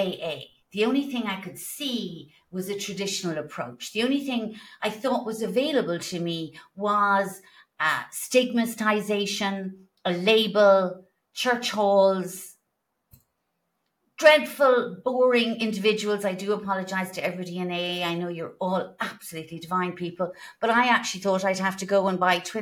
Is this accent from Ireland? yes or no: yes; Ireland; being Irish